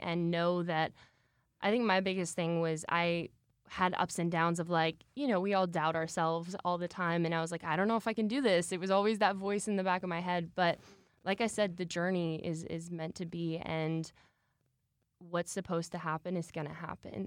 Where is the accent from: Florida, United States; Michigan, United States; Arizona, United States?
Michigan, United States; I'm originally from Michigan, so Midwest gal at heart. Um, I started dancing originally when I was two years old, and then my mom actually opened a dance studio in Michigan when I was three. And so I grew up there